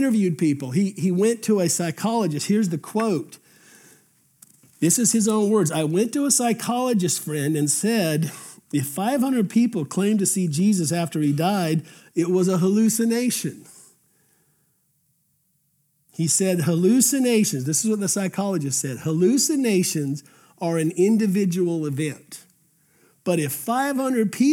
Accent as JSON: {"language": "English", "town": "Albuquerque", "region": "New Mexico", "country": "United States", "tie": "born or raised there", "said": "as a junior in high school in Albuquerque, New Mexico"}